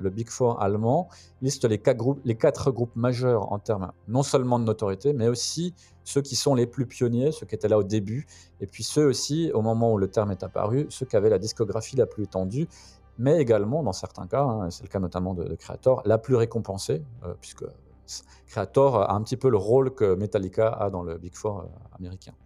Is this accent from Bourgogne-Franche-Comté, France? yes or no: yes; Belfort, Bourgogne-Franche-Comté, France; ma ville natale de Belfort